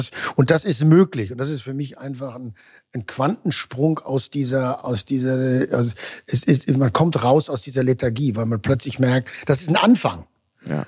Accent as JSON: {"language": "German", "area": "Ruhr area", "region": "North Rhine-Westphalia", "country": "Germany", "said": "ich komme nun aus dem Ruhrgebiet, das war sehr stark sozialdemokratisch"}